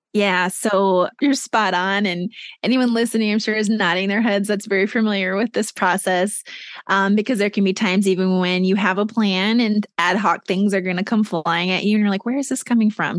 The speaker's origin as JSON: {"language": "English", "region": "Minnesota", "country": "United States", "tie": "born or raised there", "also_born_or_lived": "New York City / Boston", "moved": "as an adult", "said": "my home state of Minnesota"}